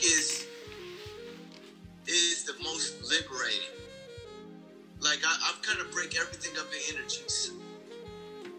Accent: Milwaukee, Wisconsin, United States; I'm from Milwaukee. I went to high school here

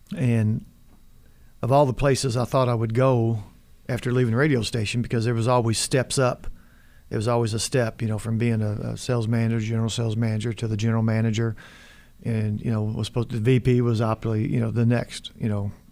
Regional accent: United States; I was from America

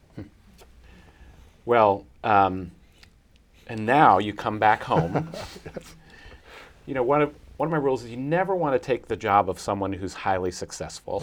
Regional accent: Athens, Ohio, United States; moved away; my hometown in Athens, Ohio.

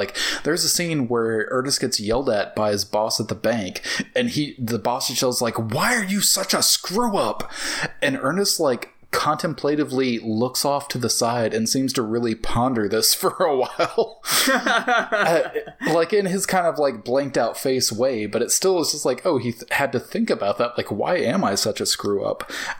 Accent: the South, United States; accent: Southern; because I am from the South and I feel like I should be able to do, like, a Southern accent like that well, but I think I fought my whole life to not have a Southern accent

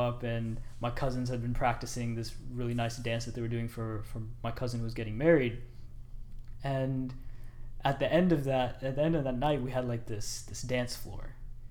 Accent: Edmonton, Alberta, Canada; born there; So I was born in Edmonton. I'm an Edmonton Oilers fan.

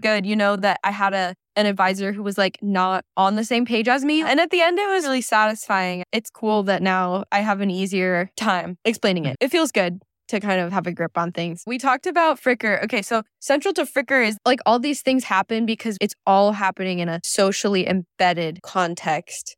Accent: Michigan, United States; I grew up in Michigan

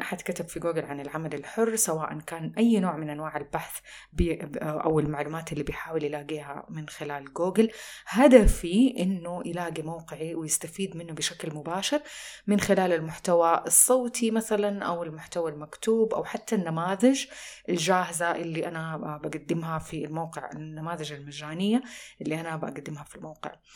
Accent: Saudi Arabia; عندنا في السعودية

